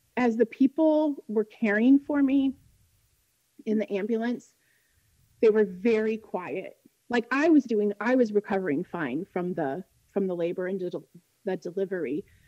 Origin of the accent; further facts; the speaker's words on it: Central Illinois, United States; Central Illinois, which is where I'm from. It's where I was born and raised, where we live now